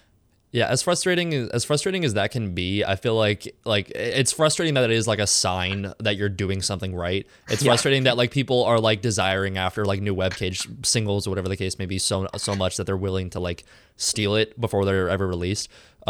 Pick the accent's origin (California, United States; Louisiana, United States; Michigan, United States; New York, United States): California, United States; now in Chicago, United States; I came from California to Chicago, so I think you'll manage.